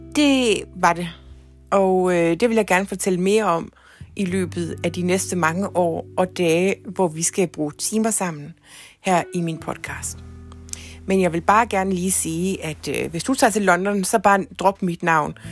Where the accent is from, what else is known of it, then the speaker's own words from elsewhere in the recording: Ikast, Central Denmark Region, Denmark; moved away as an adult; also born or lived in Herning, Denmark / England; now in Copenhagen, Denmark; Jeg er faktisk fra Danmark, nærmere bestemt IKAST